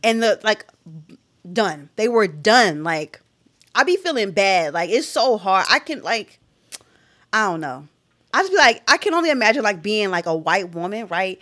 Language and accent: English; Philadelphia, Pennsylvania, United States; as someone from Philadelphia